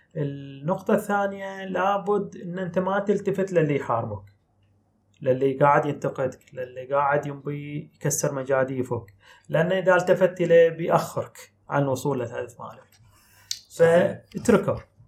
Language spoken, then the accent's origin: Arabic; Bahrain; احنا عندنا في البحرين